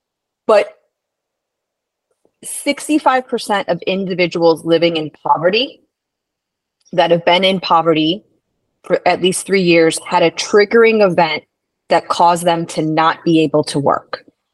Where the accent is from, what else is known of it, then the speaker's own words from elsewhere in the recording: Midwest, United States; I might lapse back into that New York, even though I'm from the Midwest originally.